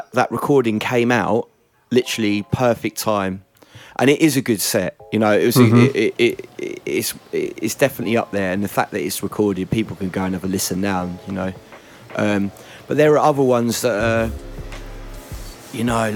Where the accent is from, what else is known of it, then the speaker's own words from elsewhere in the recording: Essex, East of England, United Kingdom; I grew up in Essex